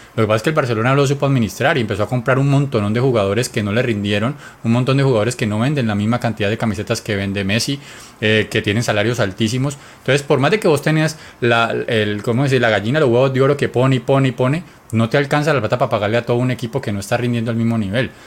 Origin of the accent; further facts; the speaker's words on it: Colombia; Nosotros que somos colombianos